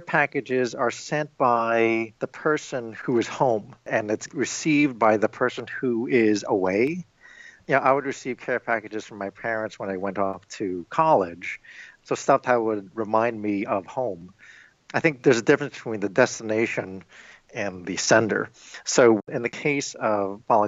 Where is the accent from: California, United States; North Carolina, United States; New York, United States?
New York, United States; now in Illinois, United States; I am Filipino-American, and I was born and raised in New York